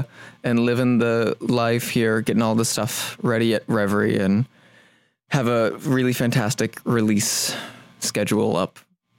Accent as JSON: {"language": "English", "region": "Indiana", "country": "United States", "tie": "born or raised there", "moved": "yes", "lives_now": "Los Angeles, United States", "said": "growing up in Indiana"}